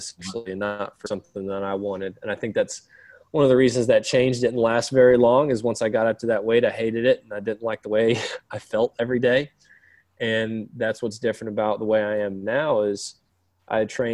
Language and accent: English; Florida, United States; now in Tennessee, United States; I live in Tennessee. I grew up in Florida for a lot of my childhood